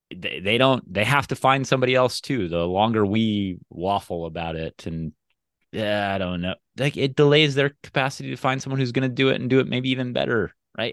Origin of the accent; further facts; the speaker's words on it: Midwest, United States; I'm a Midwesterner